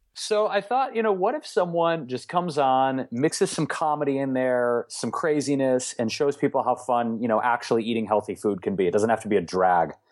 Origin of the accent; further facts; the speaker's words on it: Detroit, Michigan, United States; So we had some really interesting ethnic dishes all the time growing up in Detroit